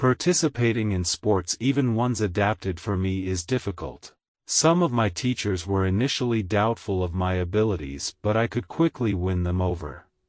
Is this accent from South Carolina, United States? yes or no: no; Oakland, California, United States; I grew up in Oakland, California. I attended Oakland Public Schools all the way from kindergarten through high school.